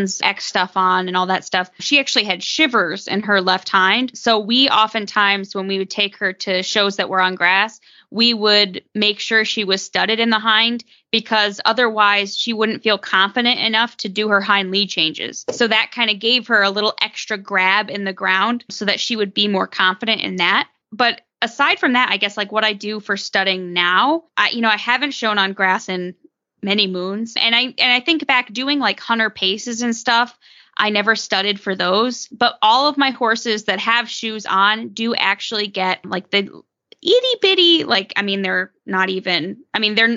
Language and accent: English; Northeast, United States; growing up in the Northeast, where, like Jess said, where the ground is more clay-like